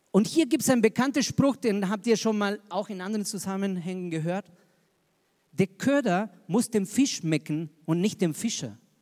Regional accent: Argentina; moved away as an adult; also born or lived in Zürich, Switzerland; now in Regensburg, Germany; Ich bin Argentinier

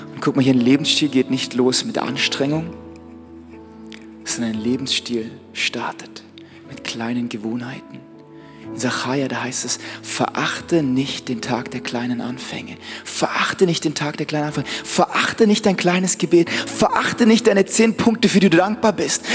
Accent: Black Forest, Baden-Württemberg, Germany; bei uns im Schwarzwald

